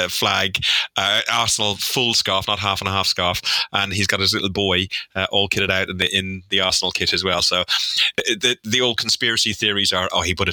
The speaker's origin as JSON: {"language": "English", "country": "Ireland", "said": "I'm Irish."}